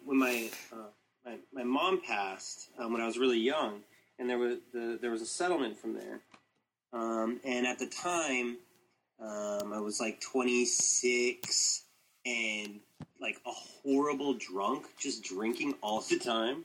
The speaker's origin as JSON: {"language": "English", "town": "Tucson", "region": "Arizona", "country": "United States", "tie": "born or raised there", "also_born_or_lived": "Taiwan / Phoenix", "moved": "as an adult", "lives_now": "Japan", "said": "I was born and raised in Tucson"}